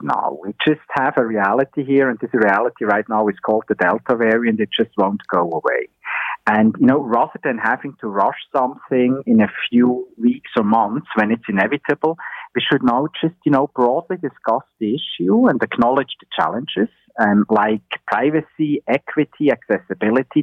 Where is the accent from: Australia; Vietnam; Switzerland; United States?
Switzerland; now in Ontario, Canada; my home country in Switzerland